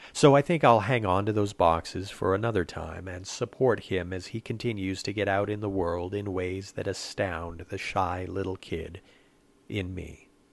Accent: Saint-Jean-sur-Richelieu, Quebec, Canada; first language English; being an English speaker in Saint-Jean

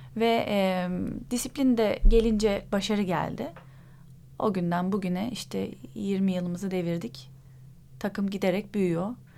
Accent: Istanbul, Turkey; also born or lived in İzmit, Kocaeli; Sonra abimin okulu sebebiyle İstanbul'a taşındık. İzmit'te doğdum ben

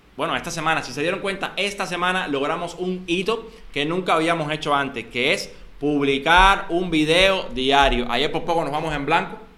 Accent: Cuba; somos cubanos

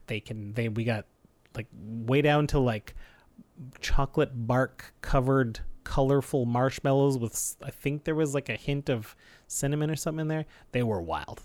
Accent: Canada; We're proud Canadian podcasters

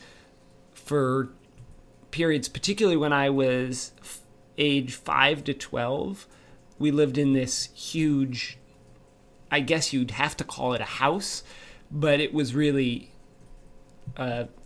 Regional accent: Indiana, United States; moved away as an adult; also born or lived in Chicago, Illinois / Spokane, Washington / Cairo, Egypt; now in Tacoma, United States; I was born in Chicago and then moved to Indiana and then to a little town in Indiana

